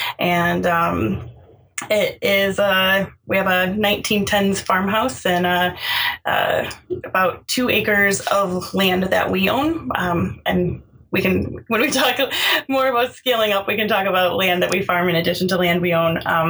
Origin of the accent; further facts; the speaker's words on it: Michigan, United States; moved away as an adult; also born or lived in Pennsylvania; So we came back to Michigan. We're both originally from Michigan. Our families are in Michigan. And we moved back in 2006.